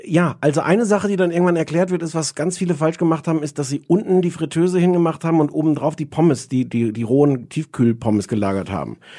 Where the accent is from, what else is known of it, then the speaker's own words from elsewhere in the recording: Germany; als Deutscher